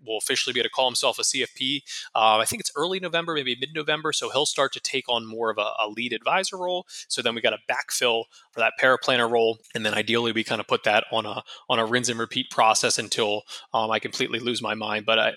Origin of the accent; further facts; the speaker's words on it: Harrisburg, Pennsylvania, United States; now in Tampa, United States; I'm from Harrisburg, Pennsylvania originally